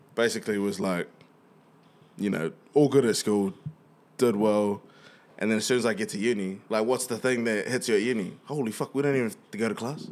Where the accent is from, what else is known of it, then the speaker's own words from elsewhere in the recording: Wellington, New Zealand; we grow in Wellys